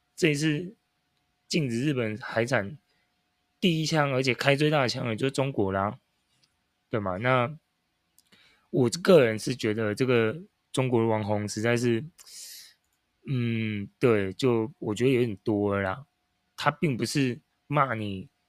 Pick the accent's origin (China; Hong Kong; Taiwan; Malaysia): Taiwan; 我们台湾人